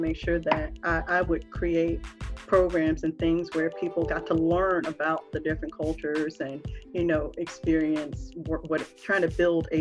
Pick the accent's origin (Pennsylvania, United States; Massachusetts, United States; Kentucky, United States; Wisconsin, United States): Pennsylvania, United States; Philadelphia; moved away as an adult; now in Washington, DC area, United States; Growing up in Philly, you know, we had a kind of toughness to us